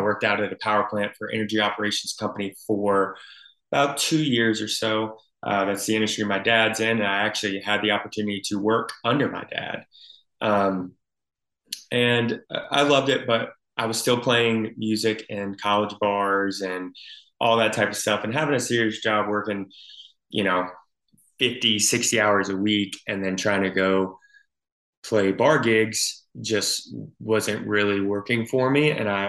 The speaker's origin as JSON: {"language": "English", "town": "Albany", "region": "Georgia", "country": "United States", "tie": "born or raised there", "also_born_or_lived": "upstate New York", "said": "I claim Albany, Georgia is my hometown. My dad was in the military, so I grew up bouncing around back and forth the whole first probably 10 years of my life. And then obviously moving into South Georgia from upstate New York"}